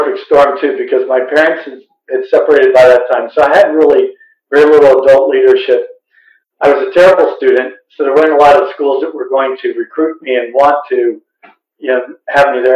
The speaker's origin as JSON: {"language": "English", "area": "outside of Philadelphia", "region": "Pennsylvania", "country": "United States", "tie": "born or raised there", "said": "I grew up outside of Philadelphia"}